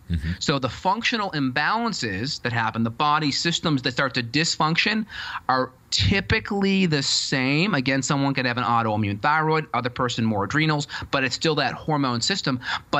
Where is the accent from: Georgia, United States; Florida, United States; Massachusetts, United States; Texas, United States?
Massachusetts, United States; North Andover; I'm from Andover, North Andover area in Boston.